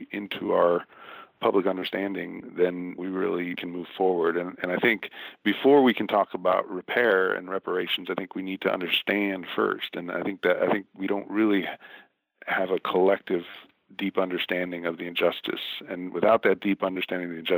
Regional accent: Milwaukee, Wisconsin, United States; now in Mississippi, United States; I grew up in Milwaukee during the time of desegregation

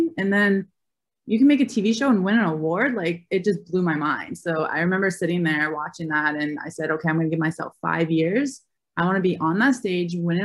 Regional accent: Albany, New York, United States; I grew up in Albany, New York

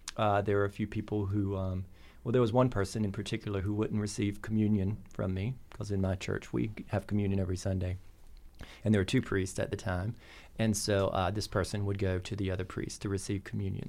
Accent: North Carolina, United States; now in Bloomington, United States; I grew up in North Carolina on a, on a tobacco farm

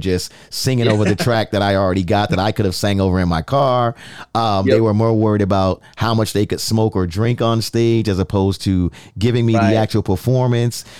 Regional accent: New York City, New York, United States; I am from the Bronx

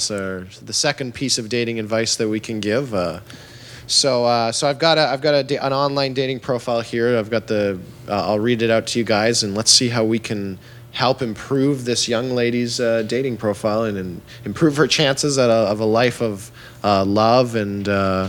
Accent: Winnipeg, Manitoba, Canada; born there; I'm 27 years old. I'm Filipino. I was born in Winnipeg, in Canada.

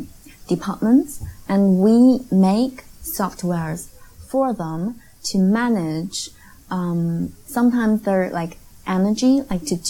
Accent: Beijing, China; English is a second language; moved away as an adult; now in Shanghai, China; I was born and raised and I went to college and I worked all in Beijing. I just moved down to Shanghai for more than half a year.

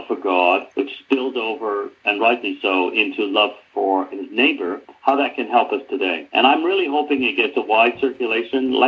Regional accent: Birmingham, West Midlands, United Kingdom; I was born in Birmingham

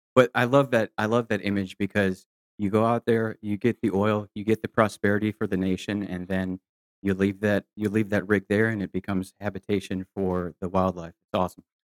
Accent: Michigan, United States; now in Texas, United States; I'm from Michigan. Nine months of winter was never, was never fun for me

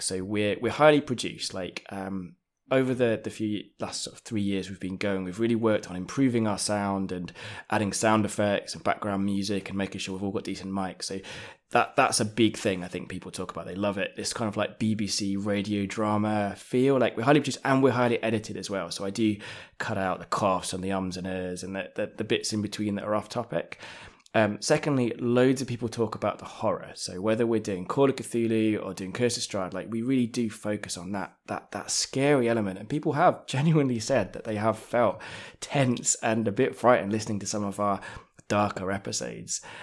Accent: London, United Kingdom; also born or lived in Japan; now in Manchester, United Kingdom; So, I, I, I'm from England. Uh, I was born in London.

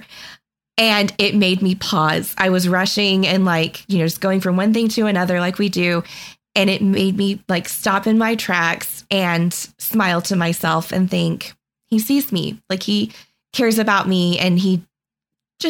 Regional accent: Texas, United States; moved away as an adult; now in Boston, United States; Originally from Texas

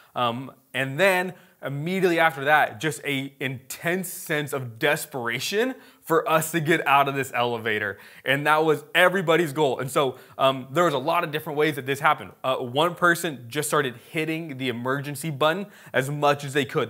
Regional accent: United States; we're American, like, we don't speak Hebrew

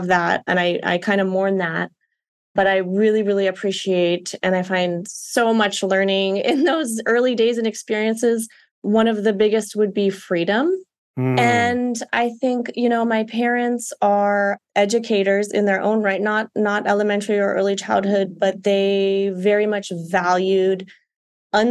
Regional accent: Honolulu, Hawaii, United States; But as children, we grew up here in Hawaii, and then my mother's from Chicago

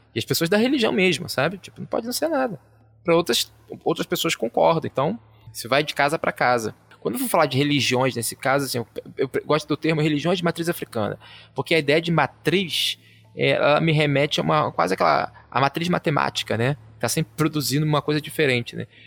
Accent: Rio de Janeiro, Brazil; eu sou né, carioca

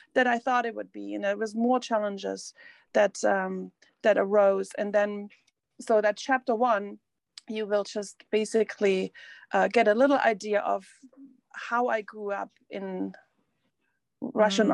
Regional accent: East Germany, Germany; English is a second language; moved away; I grew up in East Germany

